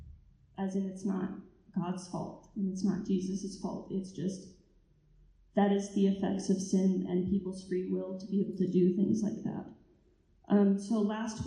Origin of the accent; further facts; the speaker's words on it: Texas, United States; moved away as an adult; I was raised in Texas